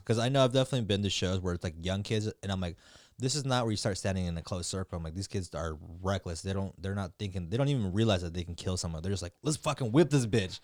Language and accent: English; Michoacán, Mexico; I'm from Michoacan.